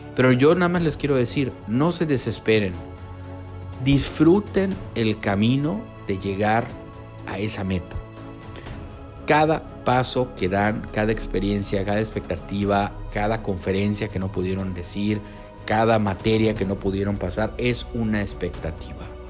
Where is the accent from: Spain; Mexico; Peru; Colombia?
Mexico; Yucatán; soy enlace del Colectivo Quibernus Yucatán, aquí con el calor, calor de, mi estado